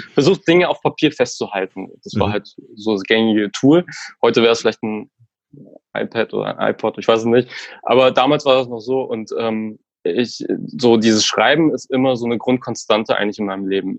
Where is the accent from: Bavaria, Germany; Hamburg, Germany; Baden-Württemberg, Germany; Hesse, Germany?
Bavaria, Germany; Hof; bei einer Lokalzeitung gearbeitet in meiner Heimatstadt in Hof, ganz im Norden von Bayern